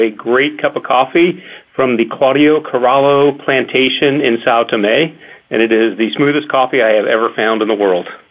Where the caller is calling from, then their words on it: Philadelphia, Pennsylvania, United States; I'm calling from Philadelphia, Pennsylvania